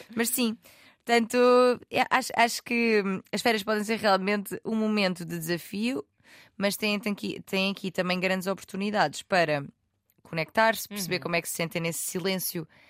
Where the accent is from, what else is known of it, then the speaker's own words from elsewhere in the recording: Algarve, Portugal; eu sou do Algarve